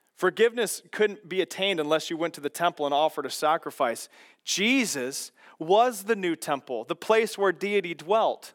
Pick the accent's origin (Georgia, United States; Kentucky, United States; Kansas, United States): Kansas, United States; growing up in Kansas and my dad working on golf carts